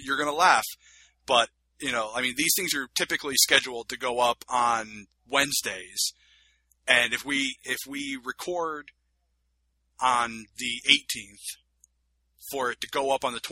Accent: United States; I'm American

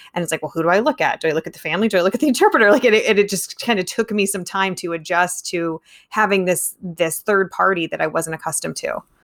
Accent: California, United States; growing up in California, took many years of Spanish

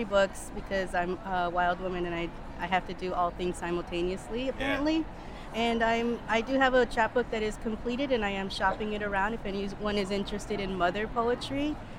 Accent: Syracuse, New York, United States; also born or lived in Oswego, New York; now in San Antonio, United States; I'm actually from Syracuse area, New York.

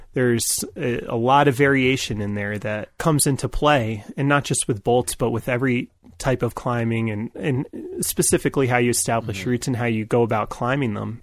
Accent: New York, United States; I grew up in New York

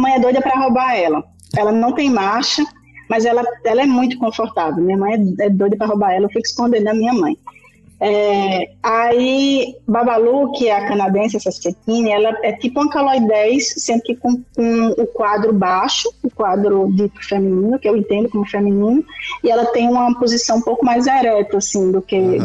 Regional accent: João Pessoa, Paraíba, Brazil; moved away as an adult; now in Campina Grande, Brazil; sou de João Pessoa, mas moro aqui desde 2014

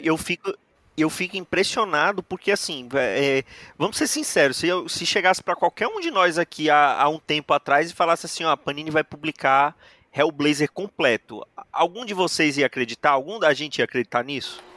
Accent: Brazil; somos brasileiros

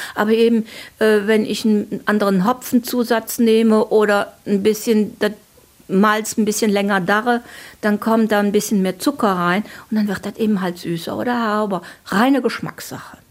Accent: Cologne, North Rhine-Westphalia, Germany; bei uns in Köln

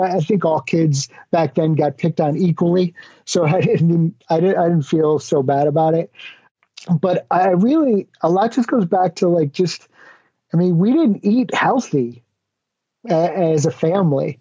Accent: Connecticut, United States; moved away as an adult; now in Florida, United States; I grew up in the New England area, the States, in Connecticut, and moved down to Florida

